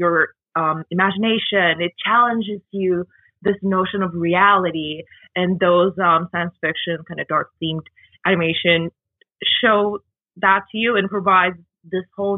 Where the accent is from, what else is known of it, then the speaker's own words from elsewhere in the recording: Kobe, Hyogo, Japan; moved away as an adult; now in Toronto, Canada; Kobe, my hometown.